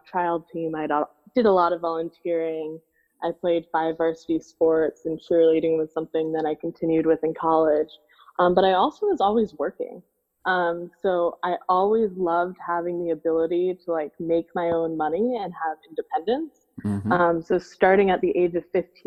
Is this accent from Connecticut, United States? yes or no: no; Naples, Florida, United States; I grew up in Naples, Florida, which back at the time was a pretty small town